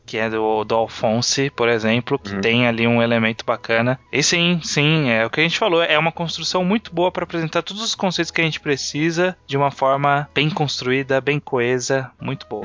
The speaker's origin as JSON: {"language": "Portuguese", "region": "interior of São Paulo", "country": "Brazil", "said": "Eu também sou do interior, não chega aqui. É, quer dizer, eu sou do interior de São Paulo"}